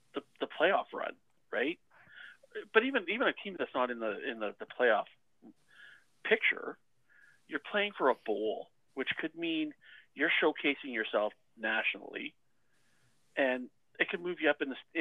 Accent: Edmonton, Alberta, Canada; I grew up in Edmonton

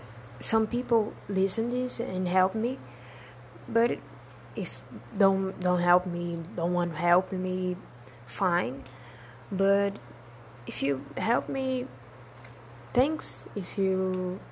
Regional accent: Brazil; English is a second language; I'm from Brazil

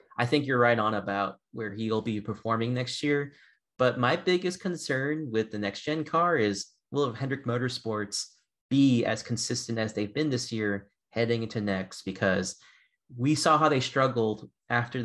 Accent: Boston, Massachusetts, United States; Being a Bostonian

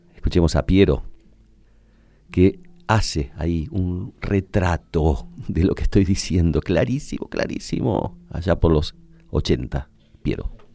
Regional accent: Argentina; Yo, como muchos argentinos, estaba muy desesperanzado en aquella época

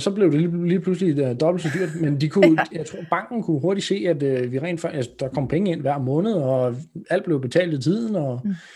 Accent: Roskilde, Zealand, Denmark; kommer vi fra Roskilde-området

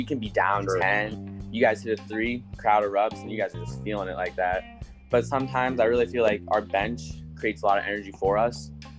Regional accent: Platteview, Nebraska, United States; I grew up going to the Platteview community schools and all like that. I went to the middle school, Platteview Middle School

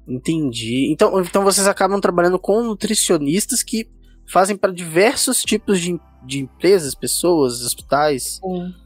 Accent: São Paulo, Brazil; now in Belo Horizonte, Brazil; eu sou de São Paulo, mas moro aqui em Belo Horizonte

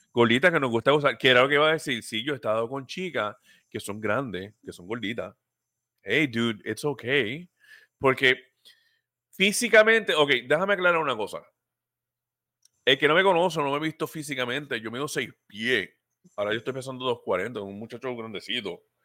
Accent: Puerto Rico; somos puertorriqueños

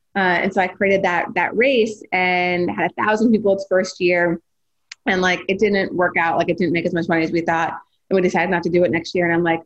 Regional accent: North Dakota, United States; now in Philadelphia, United States; growing up in North Dakota

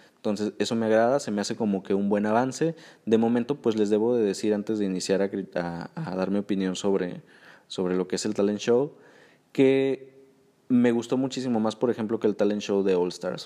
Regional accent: Mexico; Como buen mexicano

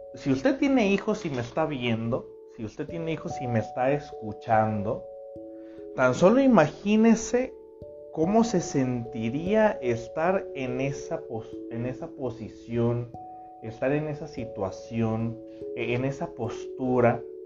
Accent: Tepic, Nayarit, Mexico; Yo también soy de aquí, de Tepic

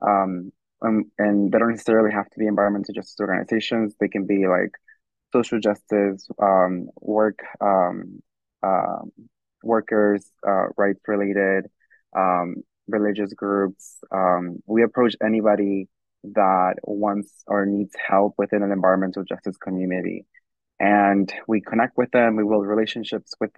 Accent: Irvington, New Jersey, United States; I'm from Irvington

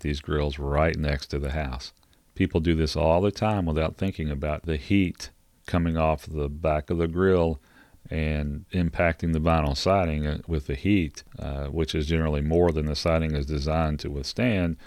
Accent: Kentucky, United States; I'm from Kentucky

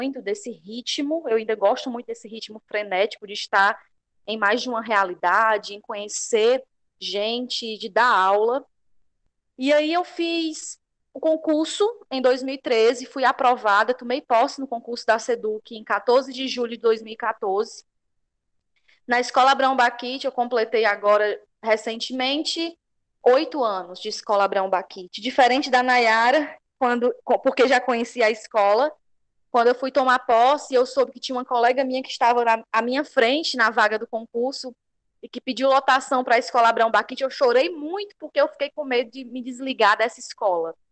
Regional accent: Banabuiú, Ceará, Brazil; Eu sou a professora … Sou de Banabuiú

